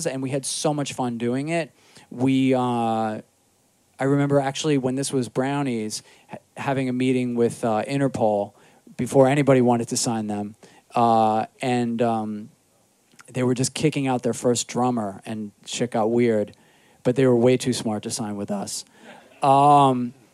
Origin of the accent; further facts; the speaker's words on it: New York City, New York, United States; also born or lived in Astoria, Queens / Jackson Heights, Queens; I grew up in Rockaway